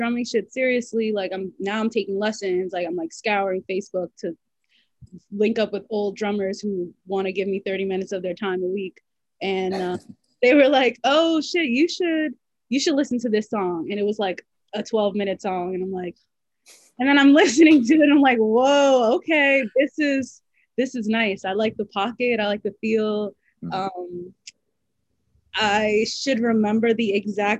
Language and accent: English; New York City, New York, United States; I grew up in the Bronx